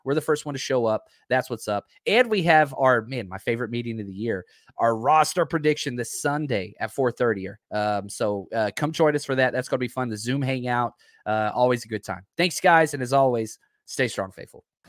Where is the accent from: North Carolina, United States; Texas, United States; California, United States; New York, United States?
Texas, United States; Dallas; I'm a Mavs guy, I'm from Dallas